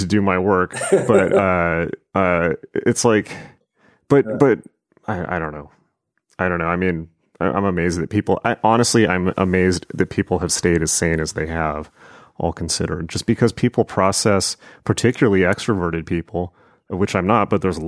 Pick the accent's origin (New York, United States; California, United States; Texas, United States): California, United States; Southern; also born or lived in Los Angeles; I had been in Los Angeles for 11 years and I grew up in Southern California